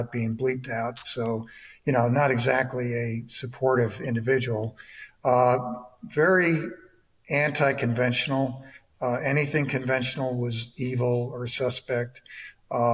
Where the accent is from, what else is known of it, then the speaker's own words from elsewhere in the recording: New York, United States; moved away as an adult; also born or lived in Ohio / Michigan / Georgia; I was born in New York, went to Syracuse University in upstate New York